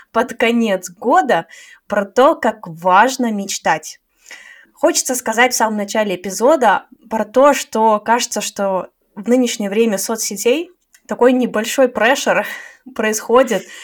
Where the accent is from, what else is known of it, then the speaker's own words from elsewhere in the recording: Saint Petersburg, Russia; now in Tashkent, Uzbekistan; из Питера, а сейчас живу в Ташкенте.